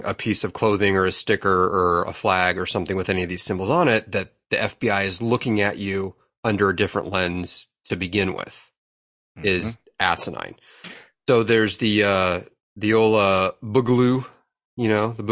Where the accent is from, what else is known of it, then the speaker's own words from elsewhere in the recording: United States; I justify my existence as an American